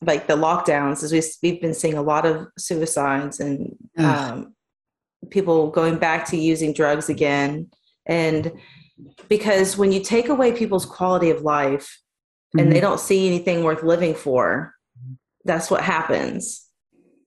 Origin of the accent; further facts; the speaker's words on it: Tennessee, United States; I am from Tennessee